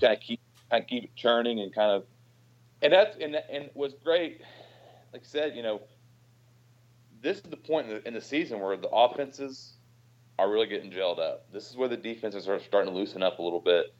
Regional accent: Oklahoma, United States; also born or lived in Stillwater, Oklahoma; I grew up in Oklahoma

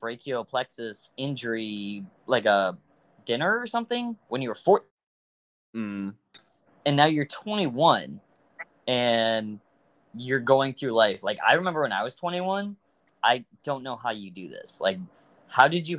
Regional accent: Michigan, United States; I'm from Michigan

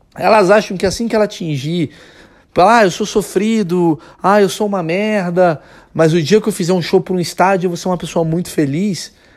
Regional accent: Brazil

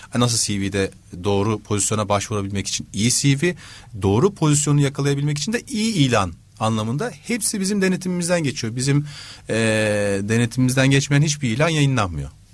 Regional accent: Istanbul, Turkey; 78 İstanbul'da doğdum.

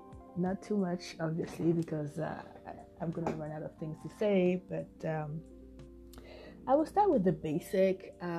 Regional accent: Bouaké, Vallée du Bandama, Côte d’Ivoire; born there; I was born in Ivory Coast, in Bouaké, a few years back. I'm 31 years old.

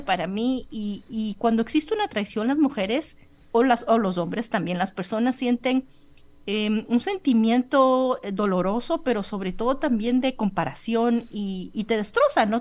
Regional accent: Ecuador; moved away as an adult; also born or lived in Colombia / Europe; yo salí eh, del Ecuador a los 20 años

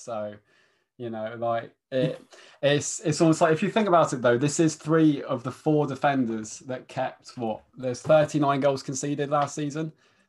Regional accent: Leicester, East Midlands, United Kingdom; moved away; I'm originally from Leicester, but moved down here.

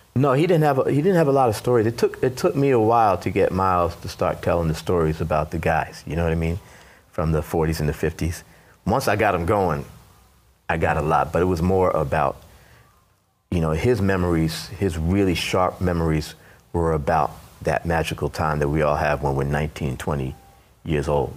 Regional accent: New York City, New York, United States; also born or lived in Brooklyn / Jamaica, Queens; born in Brooklyn. At the age of 10, we moved to Queens, Jamaica, Queens.

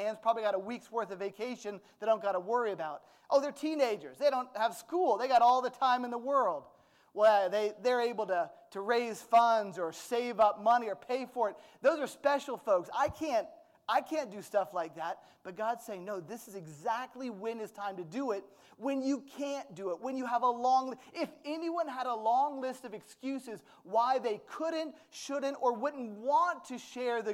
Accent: United States; I'm American

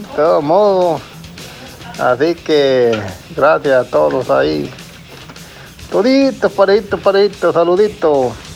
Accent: El Salvador; now in New York, United States; Este día me voy de mi tierra

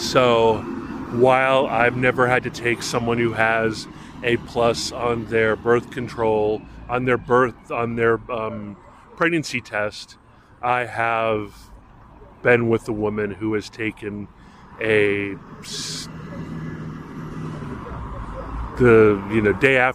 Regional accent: Hawaii, United States; as a young man growing up in Hawaii

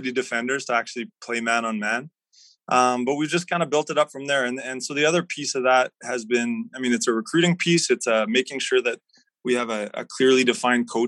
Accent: Edmonton, Alberta, Canada; I'm from Edmonton

